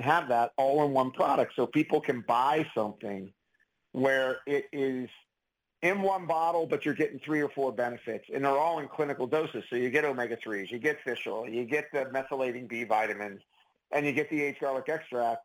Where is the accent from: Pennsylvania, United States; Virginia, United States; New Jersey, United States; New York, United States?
Pennsylvania, United States; Pittsburgh; I'm from Pittsburgh. I use the word pop.